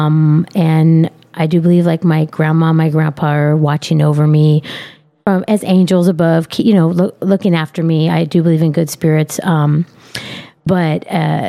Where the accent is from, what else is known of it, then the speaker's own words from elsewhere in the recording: Riverside, California, United States; also born or lived in Oceanside, California; Born and raised Southern California, mostly from Riverside, but I've lived in Oceanside for a long time too